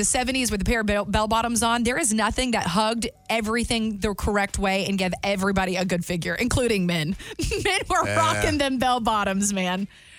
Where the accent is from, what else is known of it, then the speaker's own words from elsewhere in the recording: the South, United States; I'm a gravy girl. I'm from the South.